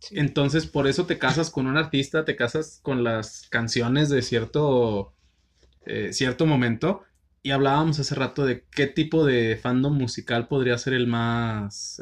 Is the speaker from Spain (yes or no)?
no; northern Mexico, Mexico; acá en el norte no es como que tengamos una identidad de somos norteños